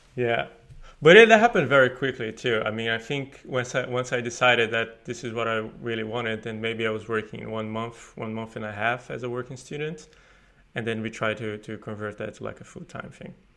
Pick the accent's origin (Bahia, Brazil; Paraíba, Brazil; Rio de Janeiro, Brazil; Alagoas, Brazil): Paraíba, Brazil; moved away as an adult; now in Sweden; I'm from Paraíba, which is northeast of Brazil, and I study computer science there